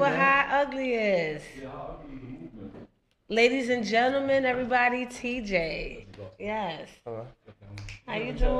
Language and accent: English; New York City, New York, United States; also born or lived in Dyckman, Manhattan; I'm from the East Side, but I had moved to Dykeman for like a short period of time